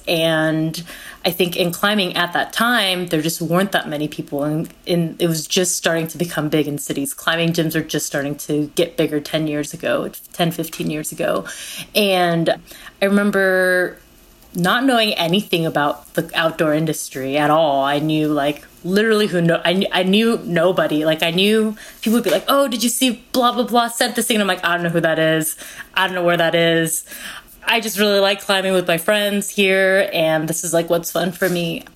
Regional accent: California, United States; also born or lived in Korea; my family immigrated from Korea to the United States when I was four and a half. And I grew up in California

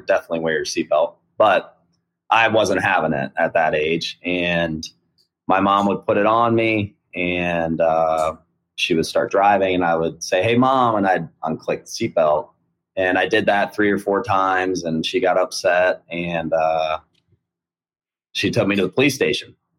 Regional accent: Sarasota, Florida, United States; also born or lived in Ohio; me and my family we moved to Florida when I was 10 years old. So I've been I graduated from Sarasota High School. Uh, yeah, um, I, I would consider myself from Florida, but I was born in Ohio.

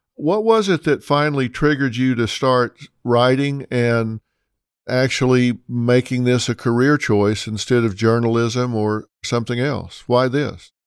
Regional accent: United States; also born or lived in Texas / Oklahoma; I grew up in Texas and Oklahoma

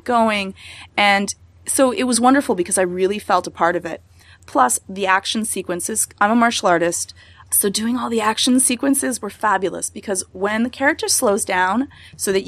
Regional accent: Canada; I'm really Canadian

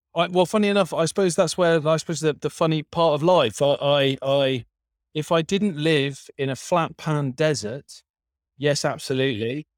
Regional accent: Berkshire, South East England, United Kingdom; I grew up in the south of England, in Berkshire.

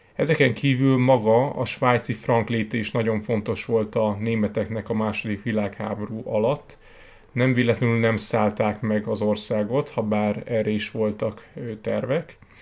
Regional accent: Hungary; magyarok vagyunk

